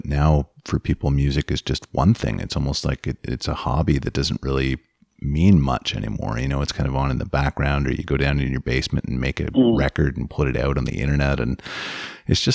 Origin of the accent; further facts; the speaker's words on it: Sudbury, Ontario, Canada; Growing up in Sudbury